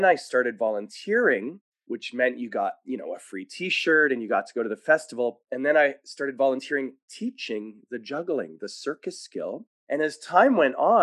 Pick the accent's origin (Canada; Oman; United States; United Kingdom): Canada; Winnipeg, Manitoba; also born or lived in Montreal; We were from Montreal, but I grew up in Winnipeg for many years